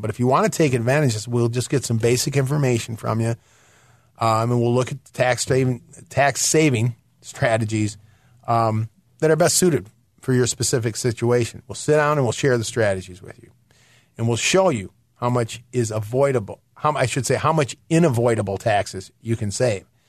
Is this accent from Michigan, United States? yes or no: yes; Michigan, United States; moved away; I'm from Michigan originally